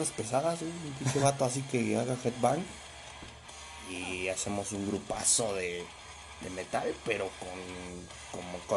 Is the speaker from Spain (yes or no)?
no; Mexico; los mexas le damos de comer a un chingo de güeyes.